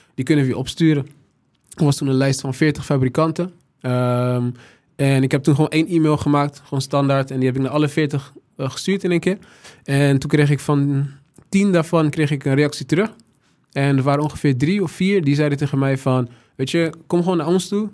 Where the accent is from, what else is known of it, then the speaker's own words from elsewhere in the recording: Rotterdam, South Holland, Netherlands; de stad Rotterdam, waar ik vandaan kom, waar ik veel aan te danken heb.